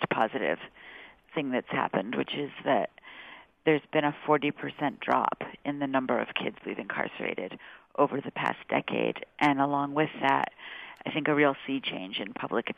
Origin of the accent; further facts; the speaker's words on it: California, United States; I'm from California